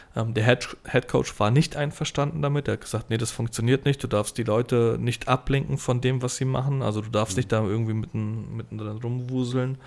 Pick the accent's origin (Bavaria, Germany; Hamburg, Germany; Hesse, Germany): Hesse, Germany; Gernsheim; ich komme aus Gernsheim